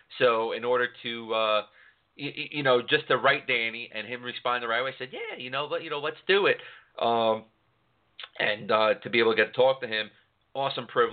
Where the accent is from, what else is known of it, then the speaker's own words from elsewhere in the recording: New York City, New York, United States; moved away; I'm from New York City